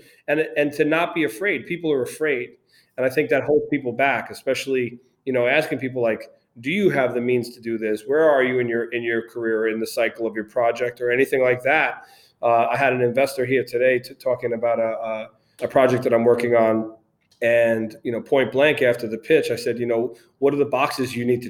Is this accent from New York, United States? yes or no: yes; New York City, New York, United States; moved away; also born or lived in Brooklyn / Connecticut; I grew up in Queens, moved to Connecticut